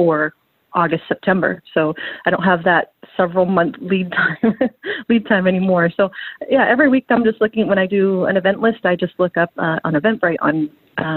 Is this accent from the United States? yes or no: no; Surrey, British Columbia, Canada; I grew up in Surrey